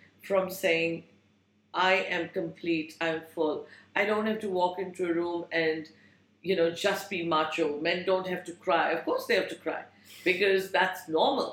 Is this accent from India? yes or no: yes; India; moved away; I grew up in India